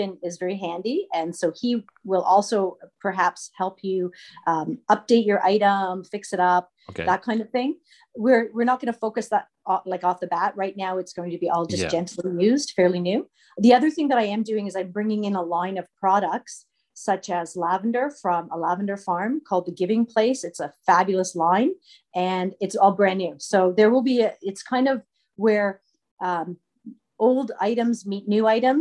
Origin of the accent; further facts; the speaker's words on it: Toronto, Ontario, Canada; moved away as an adult; now in Madoc, Canada; I grew up in Toronto for my childhood. And then for my high school years, I moved up to a small town.